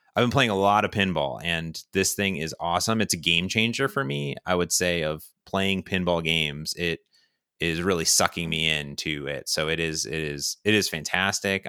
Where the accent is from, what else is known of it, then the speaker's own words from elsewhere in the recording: Ohio, United States; moved away; I grew up in Ohio, next to Cedar Point, America's Roller